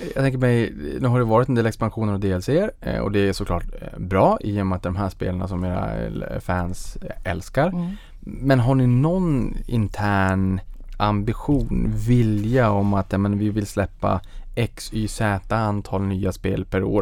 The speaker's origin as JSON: {"language": "Swedish", "town": "Boden", "region": "Norrbotten County", "country": "Sweden", "moved": "yes", "said": "jag var hemma i Boden"}